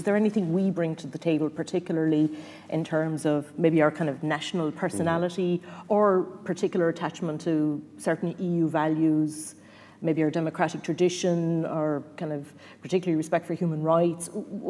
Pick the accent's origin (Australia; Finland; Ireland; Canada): Ireland; as Irish people